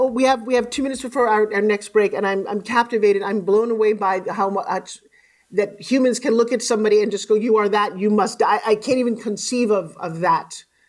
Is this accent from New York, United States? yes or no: yes; Long Island, New York, United States; I live on the beach in Long Island.